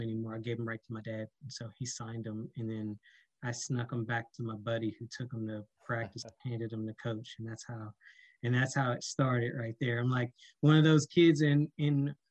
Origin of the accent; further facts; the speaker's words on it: Washington, District of Columbia, United States; moved away as an adult; also born or lived in Annapolis, Maryland; I'm originally from Washington, D.C. and started playing ice hockey with the Fort DuPont Cannons in middle school